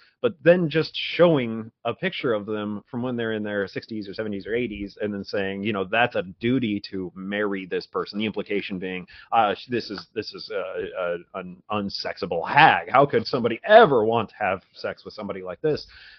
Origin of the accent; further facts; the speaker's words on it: Utah, United States; moved away as an adult; also born or lived in Colorado; And, you know, I grew up in Utah. I got out, you know, when I was 21, I think I moved to Colorado